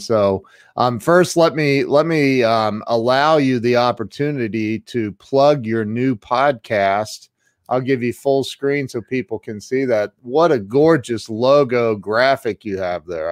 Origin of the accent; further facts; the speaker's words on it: Midwest, United States; now in Ohio, United States; I'm from the Midwest, I'm in Ohio